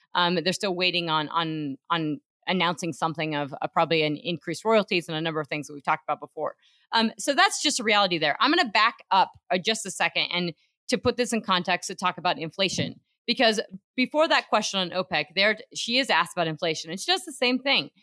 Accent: Craig, Colorado, United States; where I'm from, my hometown, my family in Craig, Colorado

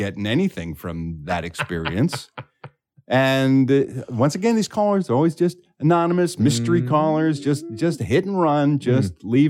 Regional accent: Philadelphia, Pennsylvania, United States; my hometown of Philadelphia, Pennsylvania

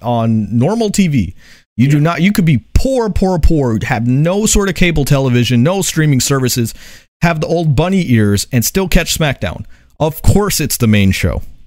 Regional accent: New York, United States; I'm from New York

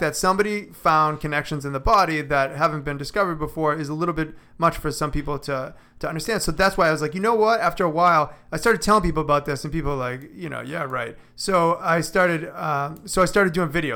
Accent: Boston, Massachusetts, United States; moved away as an adult; I'm originally from Boston

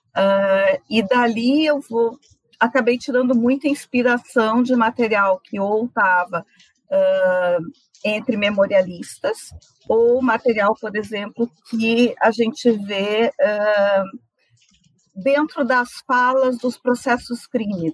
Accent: Santa Maria, Rio Grande do Sul, Brazil; also born or lived in Rosário do Sul; eu vim para Santa Maria com seis anos, eu nasci em Rosário do Sul

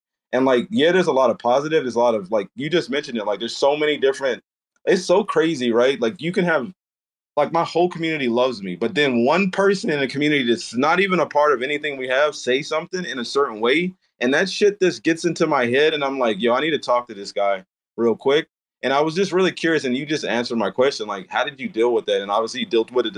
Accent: the South, United States; I'm from the South

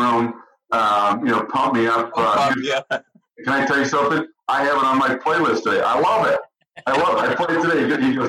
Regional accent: British Columbia, Canada; moved away; also born or lived in West Bloomfield, Michigan; I grew up in British Columbia, so I played in the BC Junior Hockey League

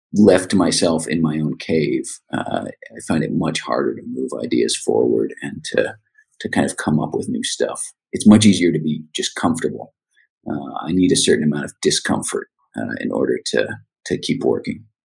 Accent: Rhode Island, United States; also born or lived in San Francisco Bay Area, United States; now in Seattle, United States; growing up in Rhode Island.

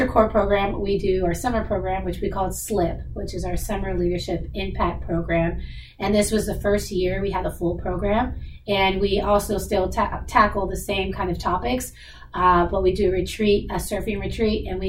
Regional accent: Seattle, Washington, United States; I was born and raised in Seattle. I kind of never left. So I'm definitely a hometown girl

